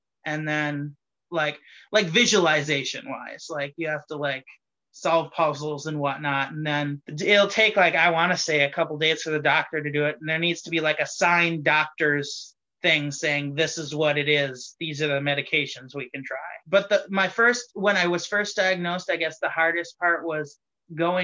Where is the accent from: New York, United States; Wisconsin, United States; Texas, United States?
Wisconsin, United States; Greenville; also born or lived in Appleton, Wisconsin; I grew up in Greenville, Wisconsin, which is kind of rural, suburby, country-ish